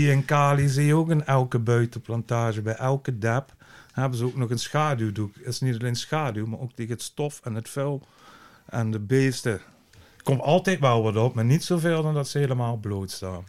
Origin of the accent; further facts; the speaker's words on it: Netherlands; als Nederlander